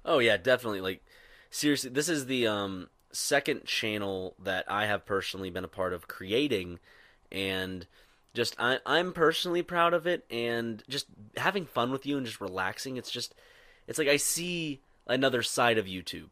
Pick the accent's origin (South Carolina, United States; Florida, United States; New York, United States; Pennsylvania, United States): South Carolina, United States; Irmo; most people that went to my high school in Irmo, South Carolina, did not have a Southern accent